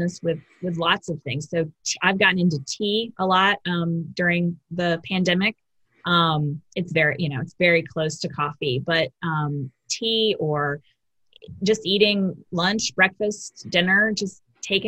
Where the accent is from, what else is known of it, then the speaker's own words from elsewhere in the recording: Raleigh, North Carolina, United States; I grew up in Raleigh